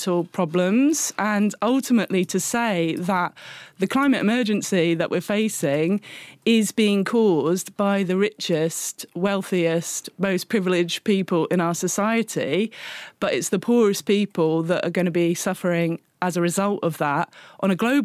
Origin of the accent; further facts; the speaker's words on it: England, United Kingdom; moved away as an adult; now in Glasgow, United Kingdom